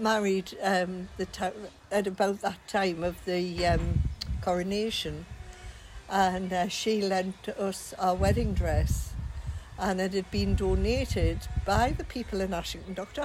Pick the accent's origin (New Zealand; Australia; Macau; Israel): Australia; I was born in Australia in 19 whenever.